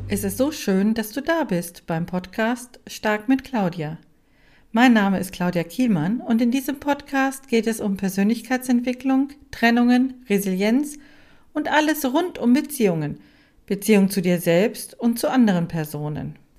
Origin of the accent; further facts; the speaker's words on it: Germany; in meinem Heimatland in Deutschland